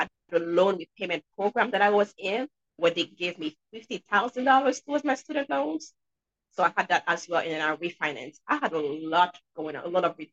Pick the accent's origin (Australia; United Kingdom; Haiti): Haiti; now in New Hampshire, United States; I'm sure you guys can hear an accent. And yes, I'm from Haiti, but I'm in New Hampshire.